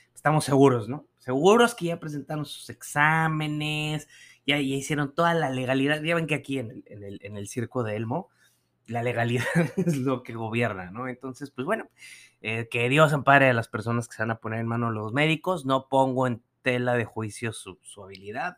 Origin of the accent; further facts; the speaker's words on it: Nuevo León, Mexico; allá en mi tierra